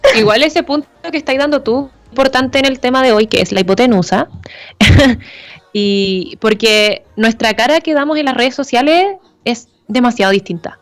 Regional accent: La Serena, Coquimbo, Chile; moved away as an adult; now in Santiago, Chile

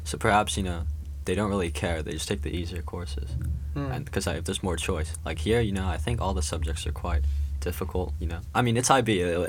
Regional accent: Shanghai, China; now in Shenzhen, China; So, I was born in Shanghai, moved around a bit, moved back to Shanghai, now in Shenzhen, so...

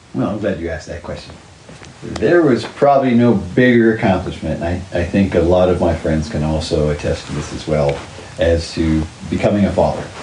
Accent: Oklahoma City, Oklahoma, United States; also born or lived in Calgary, Alberta, Canada / Saskatoon, Saskatchewan, Canada; I grew up in Oklahoma, but I played all my hockey after I graduated high school in Canada

